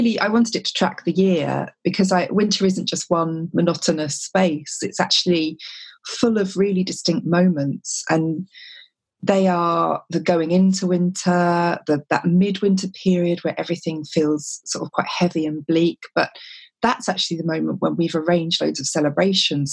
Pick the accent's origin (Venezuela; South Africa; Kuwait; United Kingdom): United Kingdom; Whitstable, South East England; my hometown of Whitstable